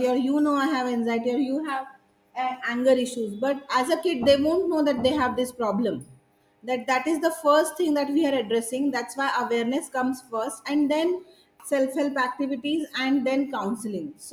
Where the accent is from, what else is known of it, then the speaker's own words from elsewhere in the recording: Satara, Maharashtra, India; also born or lived in Bangalore; now in Satara, India; I moved to Satara, my hometown